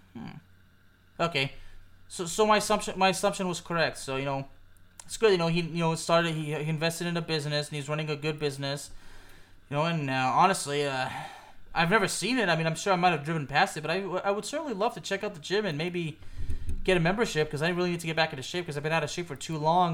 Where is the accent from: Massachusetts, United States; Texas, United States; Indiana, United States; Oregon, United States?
Texas, United States; Keller; I grew up in Keller